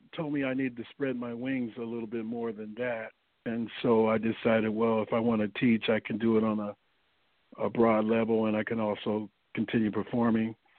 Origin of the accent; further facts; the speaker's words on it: St. Louis, Missouri, United States; moved away as an adult; now in Los Angeles, United States; originally, I'm from St. Louis, Missouri. I relocated to Los Angeles in uh, 1983.